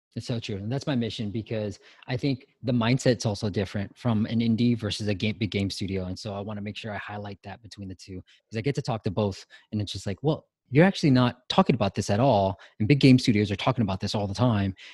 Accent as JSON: {"language": "English", "country": "United States", "said": "we as Asians, Asian Americans"}